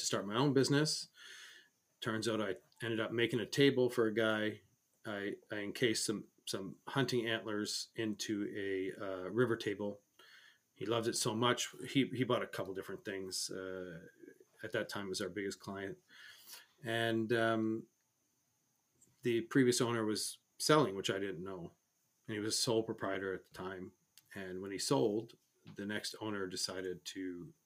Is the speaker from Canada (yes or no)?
yes; Canada; as a Canadian, hockey is a big sport